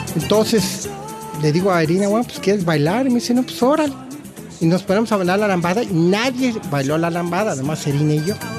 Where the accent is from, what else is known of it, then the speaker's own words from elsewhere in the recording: Mexico; moved away as an adult; now in Australia; soy mexicano 100% cuando estoy en México